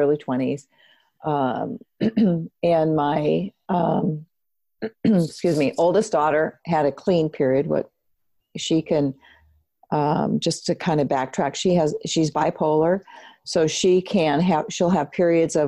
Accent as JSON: {"language": "English", "town": "Seattle", "region": "Washington", "country": "United States", "tie": "born or raised there", "moved": "as an adult", "said": "I grew up in Seattle."}